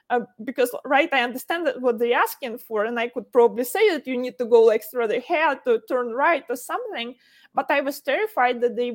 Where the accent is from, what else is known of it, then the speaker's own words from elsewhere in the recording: Ukraine; English is a second language; I think a lot of it was a problem the way we studied English in Ukraine